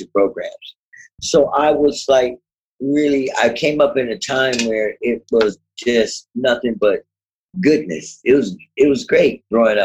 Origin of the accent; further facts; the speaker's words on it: Berkeley, California, United States; I'm from California, Berkeley